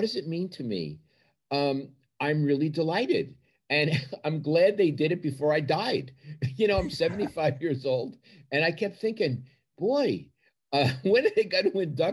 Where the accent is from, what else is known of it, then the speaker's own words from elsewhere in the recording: New York City, New York, United States; moved away as an adult; also born or lived in Pennsylvania; now in California, United States; growing up in Brooklyn